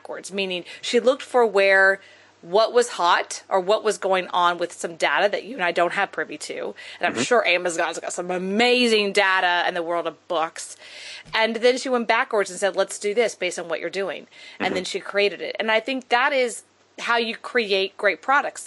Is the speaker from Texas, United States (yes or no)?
yes; Texas, United States; I'm from Texas and my dad was an oil man